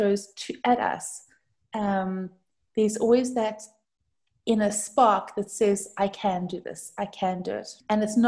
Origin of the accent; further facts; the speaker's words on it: South Africa; moved away; I'm actually from South Africa. And that's the cause for the different kind of accent.